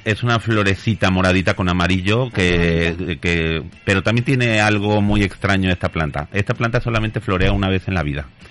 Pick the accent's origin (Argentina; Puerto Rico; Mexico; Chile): Mexico; now in Spain; yo soy mexicano llevo muchos años en España